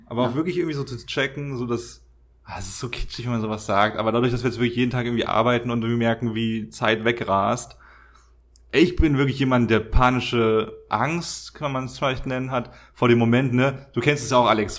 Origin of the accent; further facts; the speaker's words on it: Germany; moved away; Wir sind eh schon sehr privilegiert als Deutsche